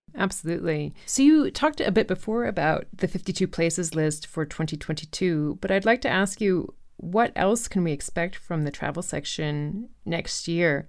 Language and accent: English; Chapel Hill, North Carolina, United States; moved away; my hometown where I lived from age zero to eighteen, which is Chapel Hill, North Carolina